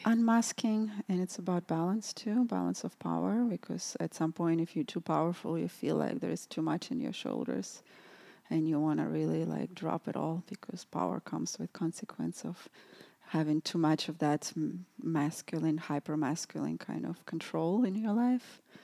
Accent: Russia; moved away; also born or lived in New York City; growing up in Russia, it was a lot of repression there

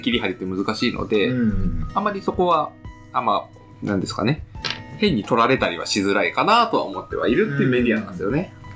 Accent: Hokkaido, Japan; 私、地元北海道です

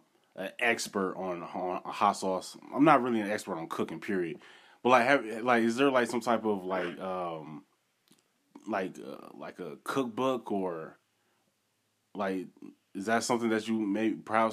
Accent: Wisconsin, United States; now in Tennessee, United States; because originally I'm from Wisconsin, and that's the dairy state.

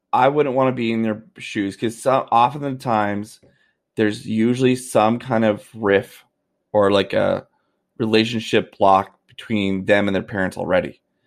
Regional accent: Canada; as a Canadian, I w, I have, uh, I have religious, uh, uh, beliefs

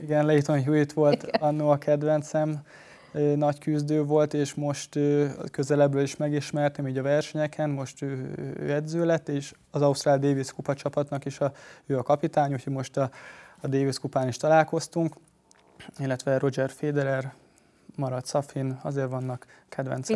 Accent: Hungary; magyar srácként

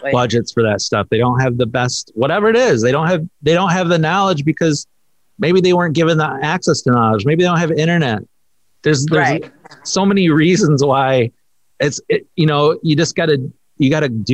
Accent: Rockford, Michigan, United States; I grew up in Rockford. So I grew up in a privileged area

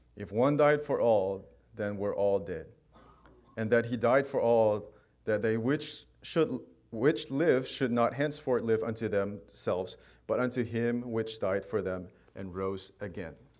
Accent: Manipur, India; moved away; I'm from India, and I am from a state called Manipur, and I belong to a tribe called Qom, K O M

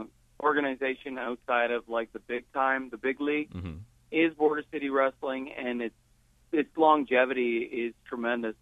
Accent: New Brunswick, Canada; moved away as an adult; also born or lived in Cambridge, Ontario; now in Windsor, Canada; I'm from New Brunswick.

